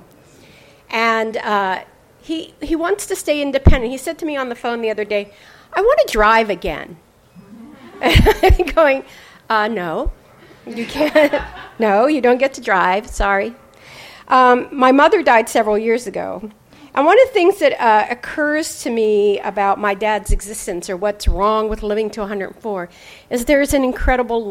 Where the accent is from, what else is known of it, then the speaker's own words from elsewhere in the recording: Pennsylvania-West Virginia border, United States; now in California, United States; I grew up on the Pennsylvania-West Virginia border in a small town of 700 people